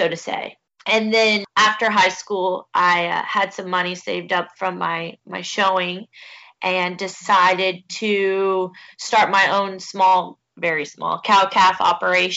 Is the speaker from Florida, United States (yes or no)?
yes; Brooksville, Florida, United States; now in Fort Pierce, United States; I am originally from Brooksville, Florida